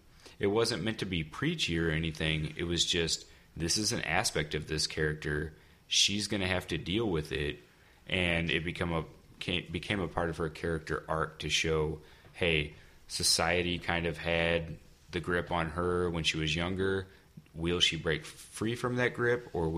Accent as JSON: {"language": "English", "country": "United States", "said": "myself being from America"}